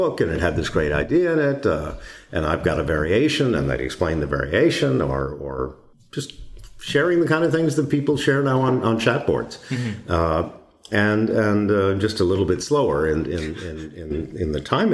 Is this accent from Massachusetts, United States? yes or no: yes; Boston, Massachusetts, United States; moved away; I'm originally from Boston